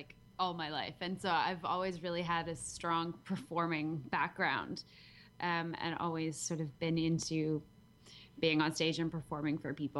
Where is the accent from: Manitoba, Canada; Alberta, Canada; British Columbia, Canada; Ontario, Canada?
British Columbia, Canada; Vancouver; accent: half Canadian, a little bit Australian; moved away as an adult; now in Adelaide, Australia; I grew up in just outside of Vancouver until I was, I don't even know, until about 10 years ago. And then I moved to Adelaide, South Australia, 10 years ago to be with my husband.